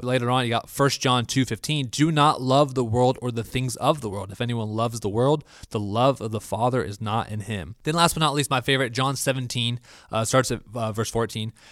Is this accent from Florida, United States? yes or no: yes; Florida, United States; also born or lived in Honolulu, Hawaii; I am from Florida